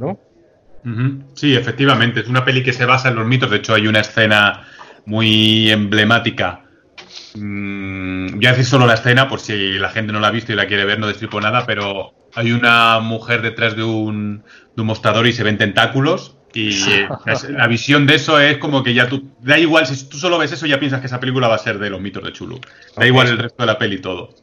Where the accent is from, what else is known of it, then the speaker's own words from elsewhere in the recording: Madrid, Community of Madrid, Spain; nosotros que somos de Madrid